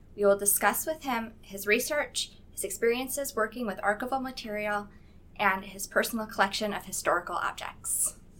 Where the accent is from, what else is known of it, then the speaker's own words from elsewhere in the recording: Midwest, United States; moved away; I'm from the Midwest, and it's it's also pretty flat